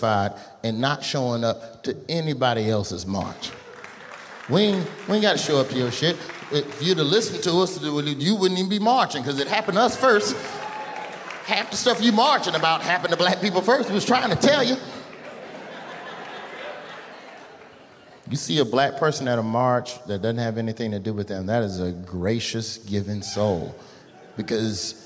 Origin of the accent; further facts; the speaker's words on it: Birmingham, Alabama, United States; I'm from Birmingham